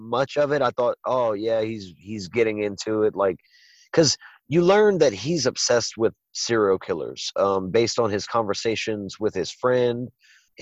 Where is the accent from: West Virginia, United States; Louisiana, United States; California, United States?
Louisiana, United States; Mamou; moved away; I grew up in Mamou, Louisiana, which is a 1 square mile town